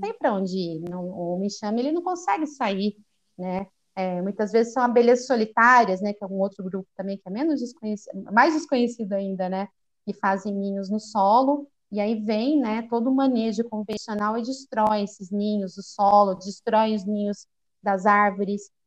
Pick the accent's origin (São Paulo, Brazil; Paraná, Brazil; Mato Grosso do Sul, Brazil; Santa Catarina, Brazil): São Paulo, Brazil; Campinas; also born or lived in Rio de Janeiro; eu sou de Campinas, interior de São Paulo